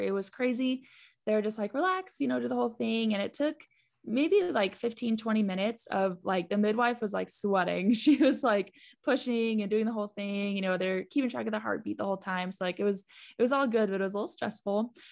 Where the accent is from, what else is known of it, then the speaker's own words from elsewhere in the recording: Texas, United States; we are from Texas